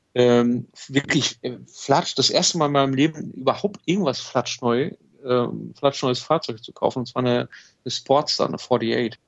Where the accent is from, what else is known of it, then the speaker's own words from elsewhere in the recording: Germany; ich komme aus Deutschland und, und bin, bin hier unterwegs